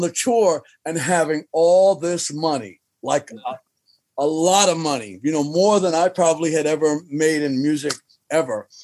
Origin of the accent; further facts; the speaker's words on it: New York City, New York, United States; I'm from Jamaica, Queens.